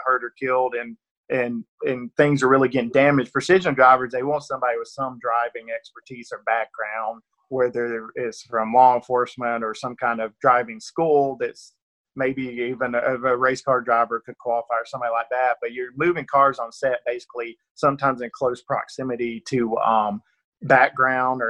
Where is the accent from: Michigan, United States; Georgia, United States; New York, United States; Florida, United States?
Georgia, United States; Northeast; accent: rural Georgia; It's, you know, rural Georgia accent. I'm definitely from Northeast Georgia, and it definitely comes through sometimes